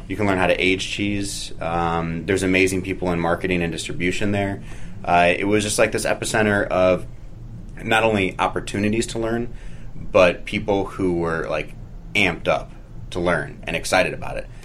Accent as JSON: {"language": "English", "town": "St. Louis", "region": "Missouri", "country": "United States", "tie": "born or raised there", "also_born_or_lived": "San Francisco / Oakland / Washington, D.C.", "moved": "yes", "lives_now": "Greensboro, Vermont, United States", "said": "I grew up in St. Louis, I moved to San Francisco, uh, lived in Oakland, and then moved to D.C."}